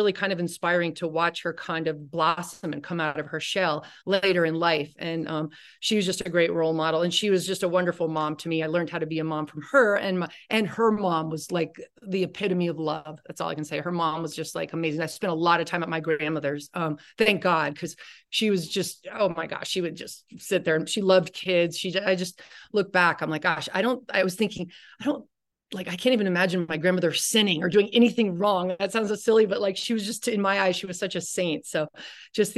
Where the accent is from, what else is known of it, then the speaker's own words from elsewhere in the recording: Miami, Florida, United States; moved away as an adult; also born or lived in Stanford; I grew up in Miami